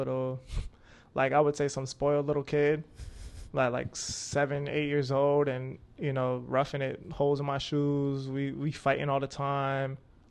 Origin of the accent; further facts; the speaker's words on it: Pine Hills, Florida, United States; So I lived a couple places. I lived in, like, Pine Hills, Florida.